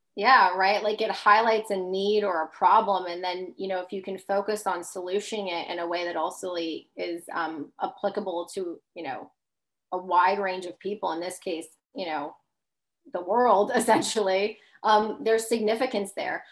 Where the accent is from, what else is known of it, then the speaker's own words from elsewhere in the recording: Long Island, New York, United States; grew up in Long Island